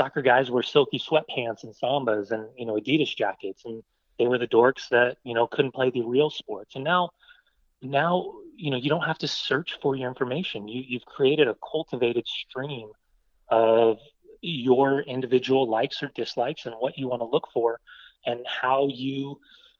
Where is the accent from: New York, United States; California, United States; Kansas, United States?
California, United States; Southern; moved away as an adult; also born or lived in Sweden; being an American broadcaster, growing up in Southern California